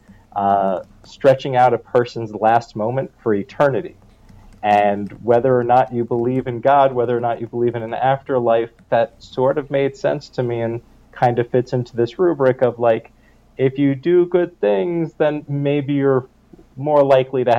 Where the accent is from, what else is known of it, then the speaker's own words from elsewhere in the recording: New York City, New York, United States; I grew up in Manhattan, and I grew up with a single mom